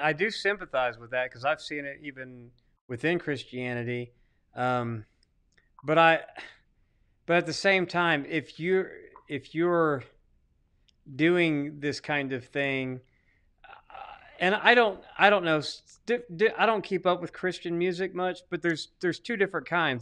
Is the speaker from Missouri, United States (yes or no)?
no; Arkansas, United States; I'm from Arkansas